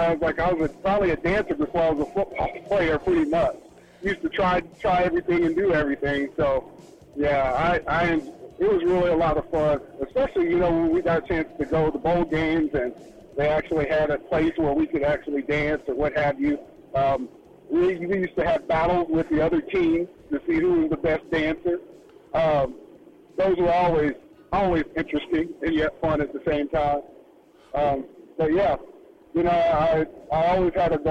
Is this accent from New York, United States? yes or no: no; Lawton, Oklahoma, United States; born or raised there; moved away